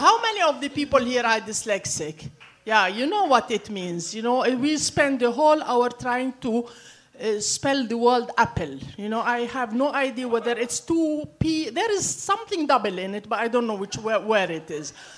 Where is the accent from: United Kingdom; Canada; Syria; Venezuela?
Syria; I grew up in Syria.